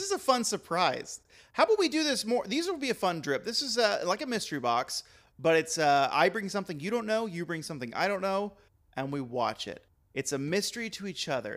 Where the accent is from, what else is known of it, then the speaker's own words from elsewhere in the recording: Texas, United States; moved away; I'm from the South, I'm Texan